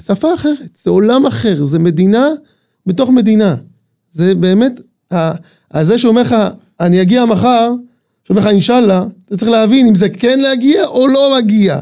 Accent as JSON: {"language": "Hebrew", "town": "Ramat Tzvi", "region": "Northern District", "country": "Israel", "tie": "born or raised there", "said": "אני בן מושב רמת צבי"}